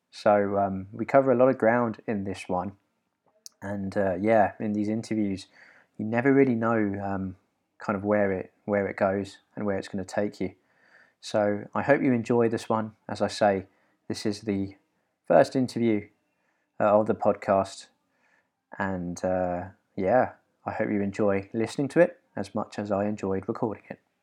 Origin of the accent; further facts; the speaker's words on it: London, United Kingdom; I have got a simpler upbringing, I guess, in that I've always been in London